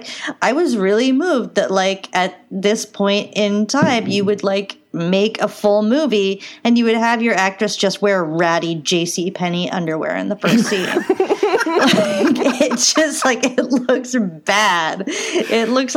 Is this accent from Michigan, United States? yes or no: no; Ohio, United States; we had a 50-cent movie theater in my my hometown in Ohio